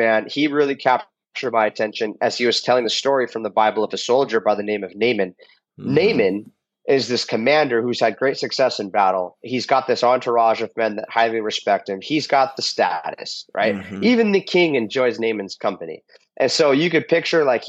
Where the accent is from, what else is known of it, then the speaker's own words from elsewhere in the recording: United States; I'm a Christian because I'm American